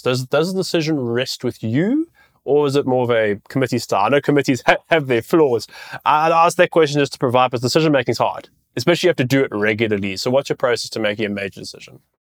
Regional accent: South Africa; I'm a South African

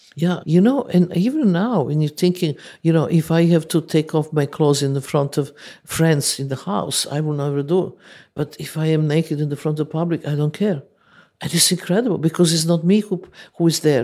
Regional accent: Serbia; English is a second language; moved away as an adult

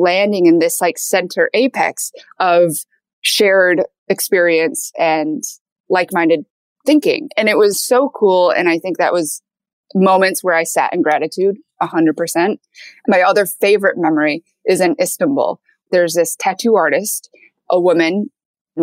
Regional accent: Michigan, United States; also born or lived in Seoul, South Korea; I was raised in Michigan by a Caucasian

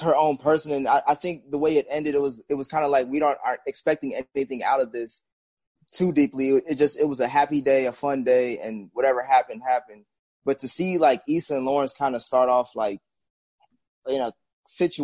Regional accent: Uganda; I'm on the east side. I'm Ugandan.

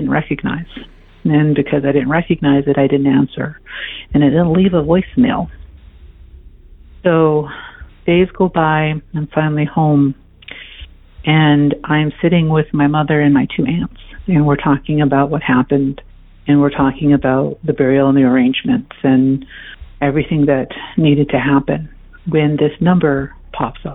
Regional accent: South Dakota, United States; also born or lived in East Coast; now in Colorado, United States; I was born and raised on a reservation, American Indian Native American Reservation in South Dakota

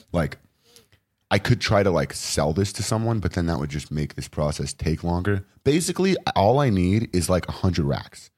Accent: Los Angeles, California, United States; also born or lived in Westchester, Los Angeles; I grew up in Venice.

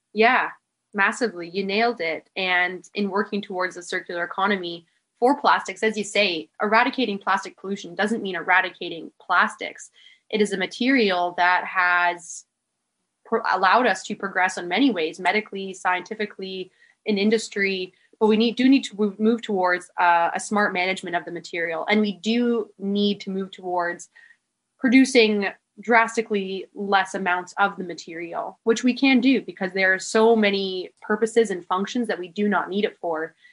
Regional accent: Manitoulin Island, Northern Ontario, Canada; now in Tofino, Canada; I actually moved away from Tofino when I was four years old to an island called Manitoulin

